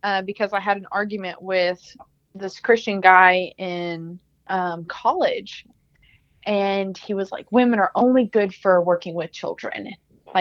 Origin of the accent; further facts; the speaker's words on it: Texas, United States; I'm an elementary teacher. I'm from Texas.